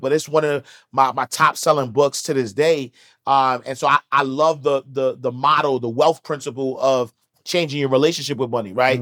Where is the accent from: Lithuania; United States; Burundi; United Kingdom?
United States; New York City, New York; I'm from Harlem